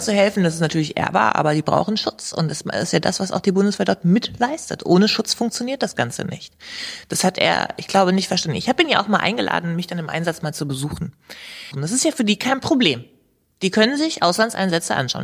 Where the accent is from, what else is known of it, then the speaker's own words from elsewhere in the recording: Hanover, Lower Saxony, Germany; also born or lived in Gehrden; aus meinem Heimatstadtteil